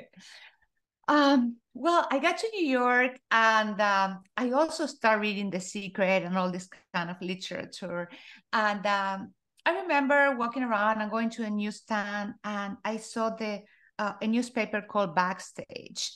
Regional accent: Argentina; I was born in Argentina, uh, and I grew up in a very small town.

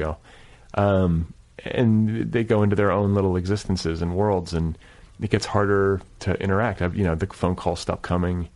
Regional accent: Midwest, United States; now in Los Angeles, United States; I'm from the Midwest

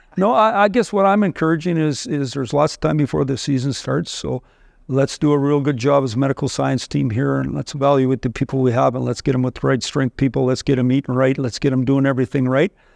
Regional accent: Saskatchewan, Canada; moved away; I, I grew up in Saskatchewan

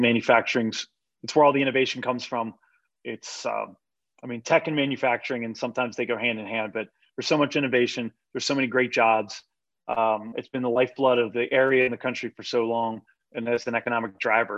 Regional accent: Pittsburgh, Pennsylvania, United States; moved away as an adult; now in York, United States; I'm from the Pittsburgh area, I have spent most of my life there

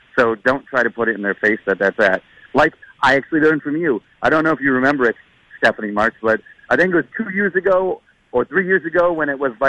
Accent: St. Paul, Minnesota, United States; I am a St. Paulite.

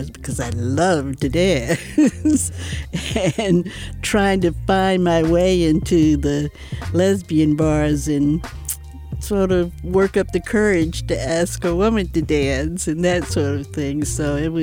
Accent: Atlanta, Georgia, United States; also born or lived in Chicago; now in San Francisco, United States; I moved here from Chicago, but I grew up in Atlanta.

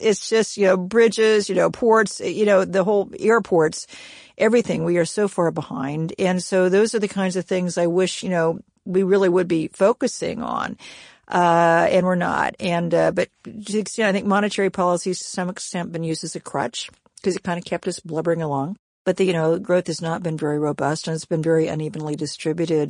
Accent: Kansas, United States; moved away; I'm from Kansas originally

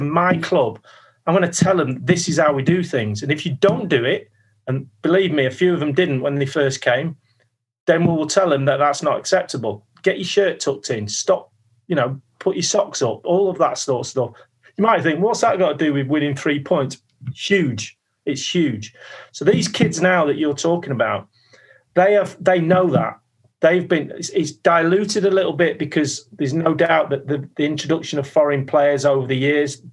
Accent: Manchester, North West England, United Kingdom; moved away as an adult; I was a kid from Manchester

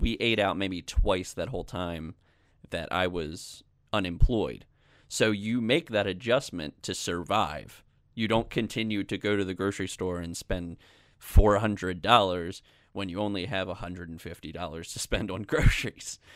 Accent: Maryland, United States; my home state of Maryland

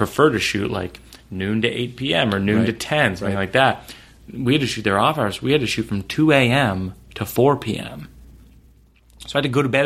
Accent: Shrewsbury, Massachusetts, United States; I grew up in Shrewsbury, Massachusetts

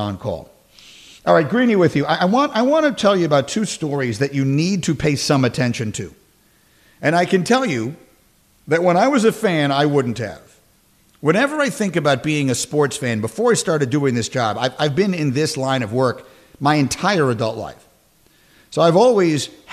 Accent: New York, United States; I'm from New York

